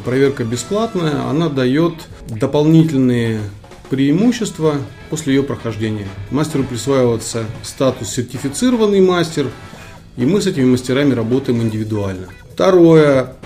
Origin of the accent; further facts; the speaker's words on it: Kyrgyzstan; moved away; я родом из Солнечной Средней Азии, Республика Киргизия